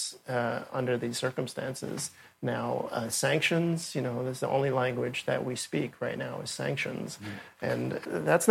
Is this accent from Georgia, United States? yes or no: no; New York City, New York, United States; was born and raised in Brooklyn